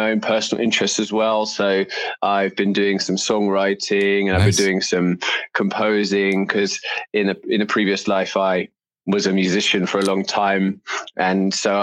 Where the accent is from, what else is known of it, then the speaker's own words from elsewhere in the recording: London, United Kingdom; moved away as an adult; also born or lived in New York City; now in United States; I'm from London in the UK